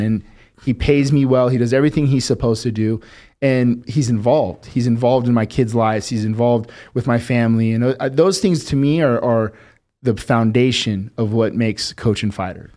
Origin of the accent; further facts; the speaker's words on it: Las Vegas, Nevada, United States; we grew up fast in Vegas